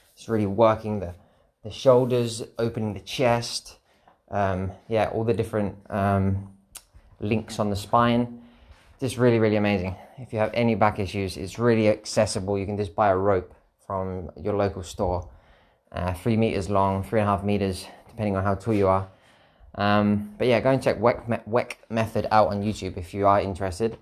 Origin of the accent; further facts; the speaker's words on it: United Kingdom; I'm a British citizen, I've got a passport